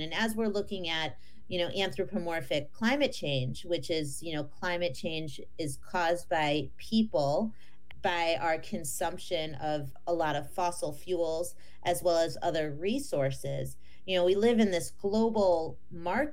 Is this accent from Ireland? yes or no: no; northeastern Ohio outside of Cleveland, United States; I grew up in northeastern Ohio outside of Cleveland